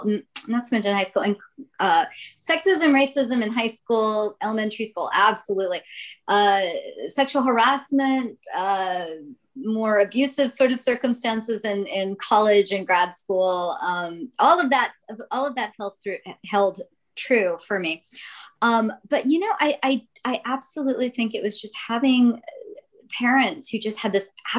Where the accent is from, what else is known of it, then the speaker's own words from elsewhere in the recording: Jackson, Mississippi, United States; now in San Diego, United States; So my story begins in Jackson, Mississippi. I was born in 1970